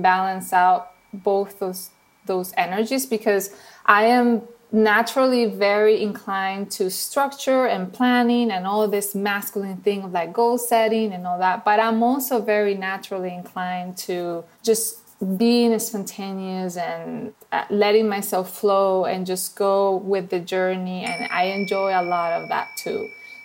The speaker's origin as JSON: {"language": "English", "country": "Venezuela", "tie": "born or raised there", "accent": "Venezuelan", "second_language": "English", "moved": "as an adult", "lives_now": "United States", "said": "my accent that you probably hear is from Venezuela"}